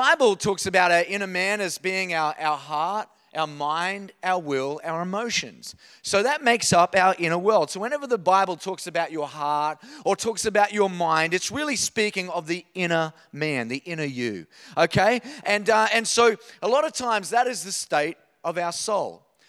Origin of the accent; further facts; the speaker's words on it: Queensland, Australia; I was born in North Queensland. I grew up there. And the idea of a wave up there is like 3 centimeters high.